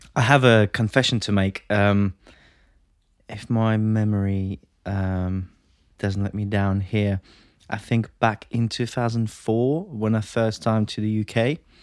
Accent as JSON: {"language": "English", "country": "Latvia", "moved": "as an adult", "lives_now": "United Kingdom", "said": "I'm originally from Latvia."}